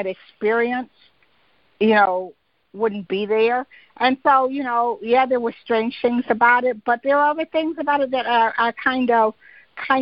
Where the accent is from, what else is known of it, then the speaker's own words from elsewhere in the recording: Michigan, United States; I grew up in Michigan